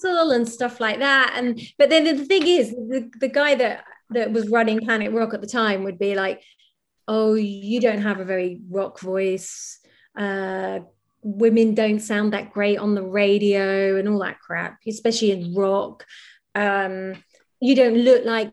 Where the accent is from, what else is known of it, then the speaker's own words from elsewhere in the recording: Norwich, East of England, United Kingdom; moved away as an adult; also born or lived in London; I'm from Norwich, I was doing this all in Norwich and then I moved to London